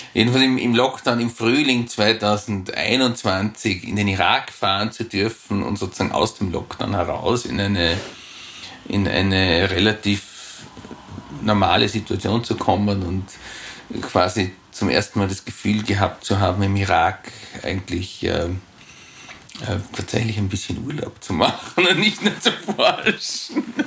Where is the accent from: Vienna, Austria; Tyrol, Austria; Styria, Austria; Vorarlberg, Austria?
Vorarlberg, Austria; als Jugendlicher in Vorarlberg